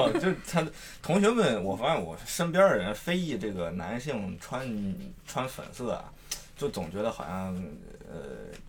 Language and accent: Chinese; Shijiazhuang, Hebei, China; 还是我石家庄人嘛